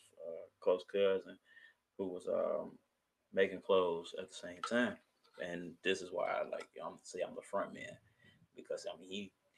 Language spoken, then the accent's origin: English; Kenosha, Wisconsin, United States; also born or lived in Chicago, Illinois; I'm from Chicago, okay, but I moved to Kenosha. Okay. I went to high school in Kenosha, so it's Kenosha. So Kenosha is where I'm from